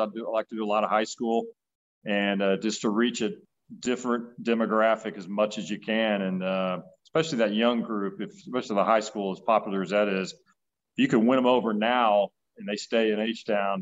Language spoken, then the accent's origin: English; Houston, Texas, United States; moved away as an adult; also born or lived in Dallas; back to Houston in my hometown.